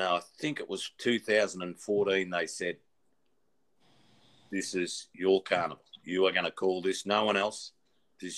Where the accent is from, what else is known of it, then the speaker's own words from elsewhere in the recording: Bendigo, Victoria, Australia; my hometown cup at Bendigo